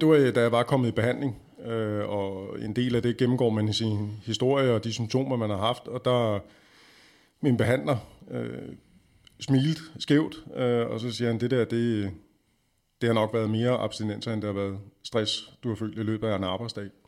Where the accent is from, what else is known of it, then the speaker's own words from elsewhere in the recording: Denmark; vi har som danskere stort set alkohol indblandet i næsten alle vores aktiviteter